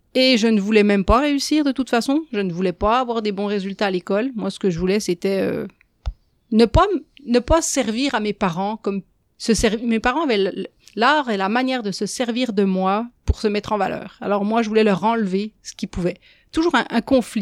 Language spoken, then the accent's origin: French; France; moved away as an adult; now in Quebec, Canada; Peut-être que mon accent l'a déjà trahi, mais je ne viens pas d'ici. Euh, ça fait 20 ans que je suis au Québec. J'ai grandi en France